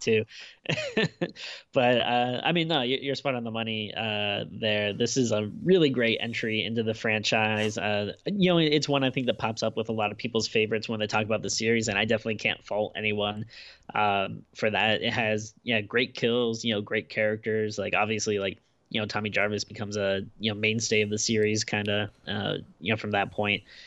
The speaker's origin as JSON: {"language": "English", "country": "United States", "tie": "born or raised there", "said": "kid in the nineties growing up in America"}